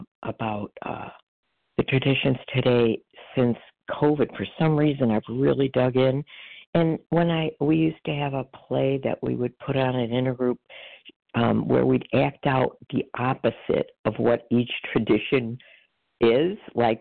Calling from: Chicago, Illinois, United States; …, recovered in Illinois, Chicago area.

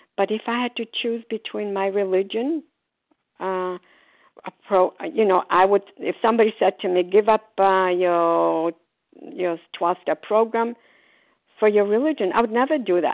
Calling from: Port Charlotte, Florida, United States; calling from Port Charlotte, Florida

